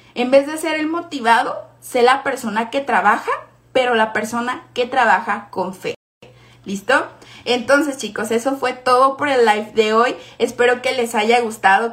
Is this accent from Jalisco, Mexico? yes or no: yes; Guadalajara, Jalisco, Mexico; yo soy de Guadalajara